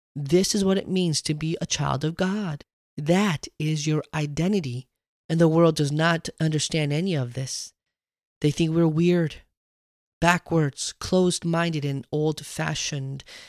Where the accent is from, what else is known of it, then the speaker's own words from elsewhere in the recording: United States; I wasn't just Korean. I wasn't just an American. I wasn't even Korean American.